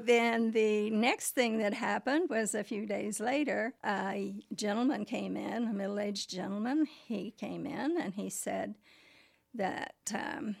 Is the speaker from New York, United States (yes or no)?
no; Muncie, Indiana, United States; I'm from Muncie. I was born in Muncie, Indiana in 1946